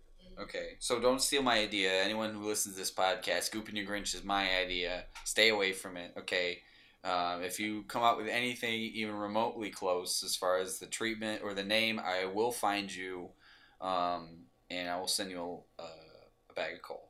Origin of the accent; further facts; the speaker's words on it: Michigan, United States; You know, I was raised in Michigan, you know, I like guns, whatever.